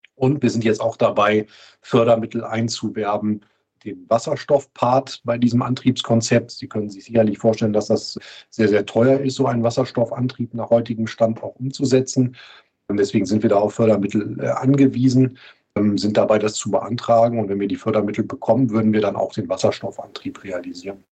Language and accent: German; Duisburg, North Rhine-Westphalia, Germany; moved away as an adult; also born or lived in Flensburg; now in Hamburg, Germany; Ich bin gebürtiger Duisburger